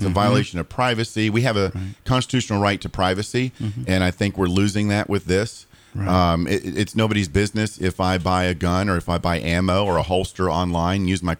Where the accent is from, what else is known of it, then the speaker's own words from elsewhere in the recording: Daytona Beach, Florida, United States; Born and raised in Daytona.